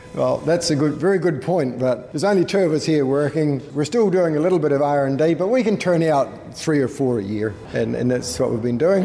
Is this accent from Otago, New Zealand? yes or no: yes; Clinton, Otago, New Zealand; accent: Scottish brogue; now in Australia; Clinton was where we were brought up on a farm there